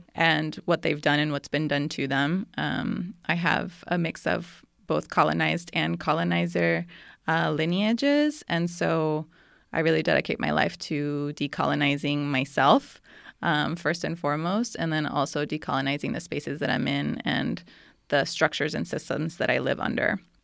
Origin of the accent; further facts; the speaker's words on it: Costa Rica; I was born and raised in Monterrey de Costa Rica, which is a small town on the top of a mountain in, in Costa Rica.